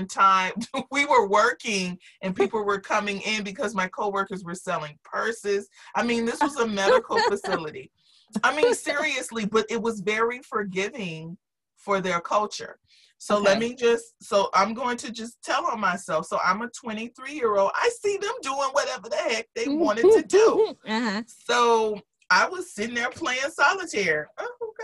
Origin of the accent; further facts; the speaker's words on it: Jacksonville, Florida, United States; moved away; also born or lived in Miami; I came from Jacksonville